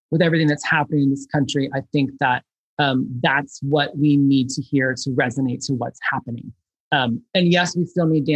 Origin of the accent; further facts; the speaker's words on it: Chicago, Illinois, United States; I grew up in Chicago